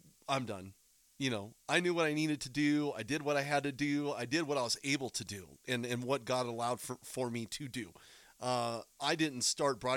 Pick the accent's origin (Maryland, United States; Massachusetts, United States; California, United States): California, United States; Southern; also born or lived in Bay Area, California; I was born in Southern California. I didn't get to the Bay Area until quite a while later.